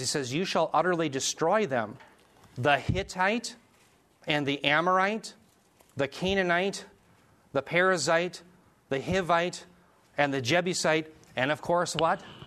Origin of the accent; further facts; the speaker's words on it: United States; I'm part of the United States of America